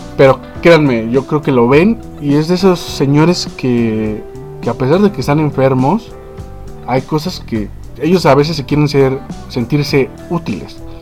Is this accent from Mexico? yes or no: yes; Mexico; así somos nosotros los mexicanos